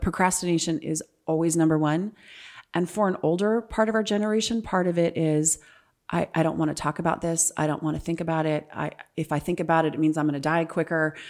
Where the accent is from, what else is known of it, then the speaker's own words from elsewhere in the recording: California, United States; moved away as an adult; also born or lived in Ohio; now in Power Ranch, Gilbert, Arizona, United States; I'm originally from California